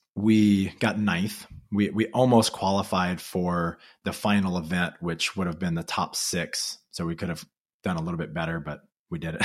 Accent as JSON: {"language": "English", "region": "Louisiana", "country": "United States", "tie": "born or raised there", "said": "I grew up in Louisiana"}